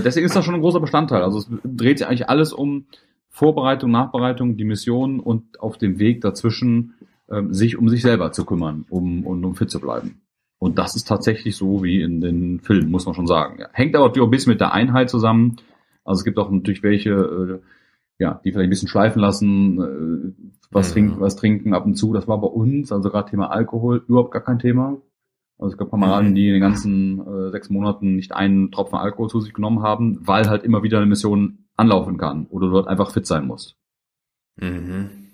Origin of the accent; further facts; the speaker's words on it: Germany; ich bin extra aus Deutschland gekommen